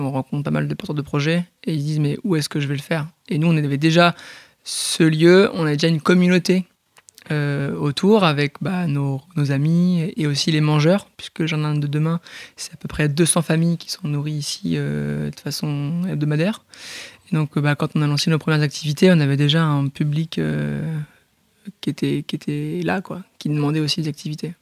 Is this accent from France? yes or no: yes; Port-en-Bessin, Normandy, France; born or raised there; also born or lived in Bayeux